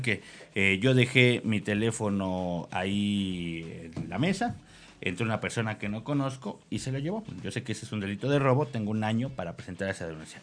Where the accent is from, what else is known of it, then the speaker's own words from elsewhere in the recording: Mexico; cómo somos como mexicanos